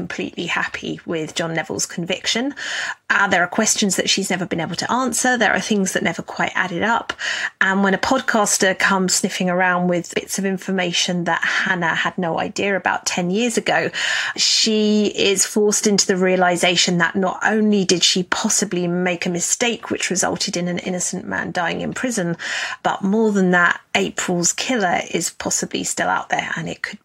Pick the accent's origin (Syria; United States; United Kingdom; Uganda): United Kingdom; As I'm British